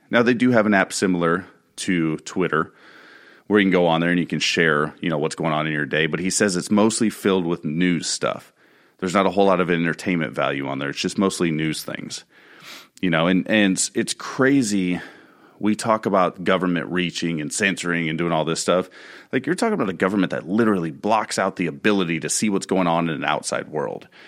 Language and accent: English; United States; also born or lived in Spring Hill; As American citizens